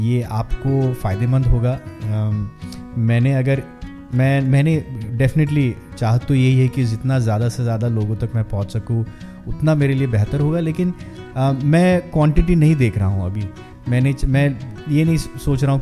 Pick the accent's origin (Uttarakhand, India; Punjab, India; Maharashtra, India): Maharashtra, India; Mumbai; और मैं मुंबई का रहने वाला हूँ मेरी परवरिश मुंबई में हुई है